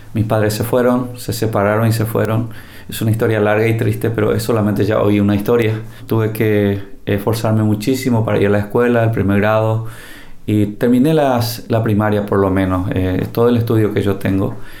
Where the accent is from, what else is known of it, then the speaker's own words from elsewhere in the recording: Paraguay; Vivimos en un país, este país que es el Paraguay